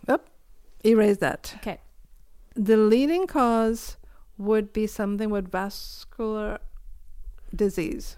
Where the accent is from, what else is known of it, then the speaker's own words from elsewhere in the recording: Puerto La Cruz, Anzoátegui, Venezuela; moved away as an adult; also born or lived in Trinidad; now in Prince Edward Island, Canada; my hometown, which is Puerto La Cruz